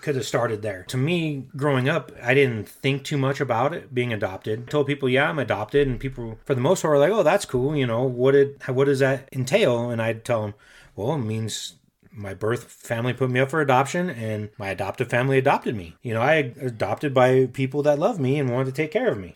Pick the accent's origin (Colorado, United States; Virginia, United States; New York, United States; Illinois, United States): Colorado, United States; Denver; also born or lived in Aurora, Colorado; I was raised in Denver, Colorado, and grew up on the same street basically my entire life